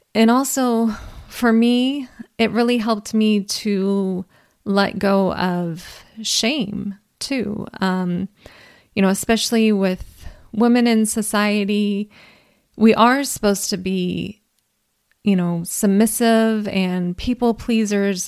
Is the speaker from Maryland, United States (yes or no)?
no; California, United States; I'm an American, I'm a Californian